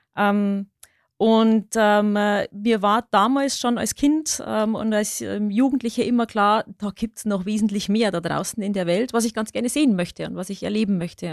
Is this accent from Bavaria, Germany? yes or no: yes; Bavarian Forest, Germany; accent: Lower Bavarian; moved away; ich bin gebürtige Niederbayerin, ich komme aus dem Bayerischen Wald. Das ist meine Heimat.